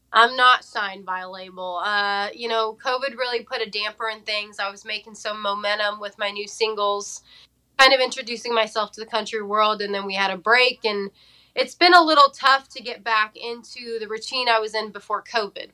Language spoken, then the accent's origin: English; Fresno, California, United States; moved away as an adult; now in Nashville, United States; born and raised in Fresno, California